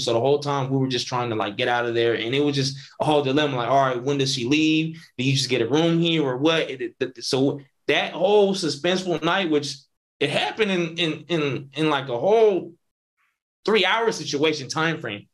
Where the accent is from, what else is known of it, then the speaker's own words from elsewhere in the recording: Northern California, United States; I'm from Northern Cali